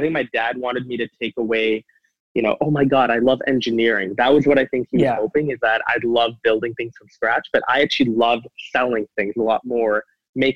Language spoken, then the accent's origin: English; Calgary, Alberta, Canada; also born or lived in Singapore; So when I moved in about 2004, I was about 7, 8 years old. I moved to Calgary, Alberta.